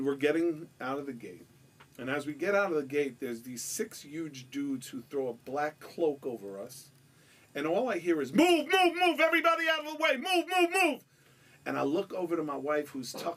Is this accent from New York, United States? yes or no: yes; New York, United States; I'm from New York